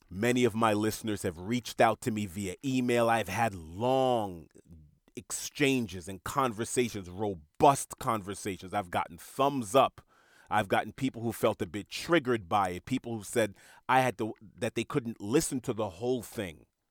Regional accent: New York City, New York, United States; I grew up in Jamaica, Queens, New York

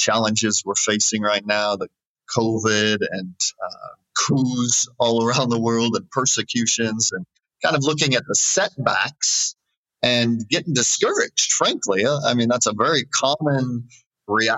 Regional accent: United States; moved away as an adult; I'm American. I love my nation.

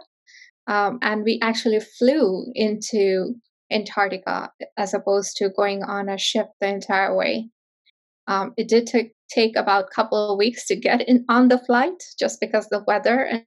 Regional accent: northern India, India; moved away; So I grew up in India, in a small town in northern India.

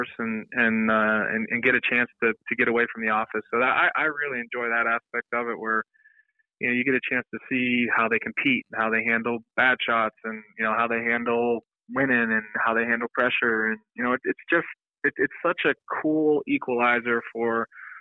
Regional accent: Pittsburgh, Pennsylvania, United States; I'm from Pittsburgh

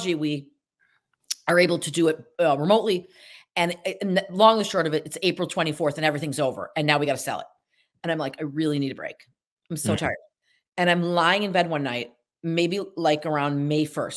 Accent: Syracuse, New York, United States; moved away; also born or lived in Atlantic Highlands, New Jersey; I say I'm from Syracuse to sound fancy, but really I'm from Casanova

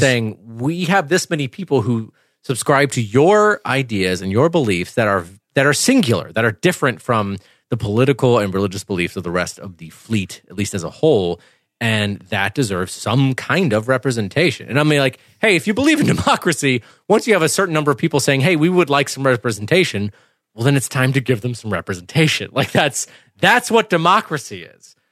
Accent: Clemson, South Carolina, United States; I grew up in Clemson, Clemson, South Carolina

